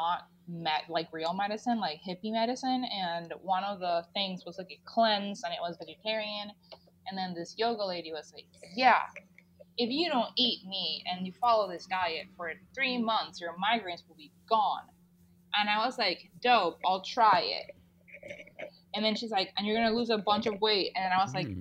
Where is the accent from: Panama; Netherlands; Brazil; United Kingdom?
Panama; moved away as an adult; now in United States; I grew up in Latin America